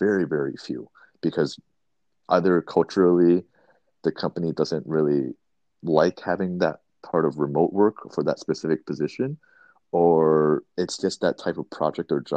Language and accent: English; East Coast, United States; moved away as an adult; also born or lived in California; now in Tokyo, Japan; I'm originally from East Coast, and so that's why I'm going back there for Chinese New Year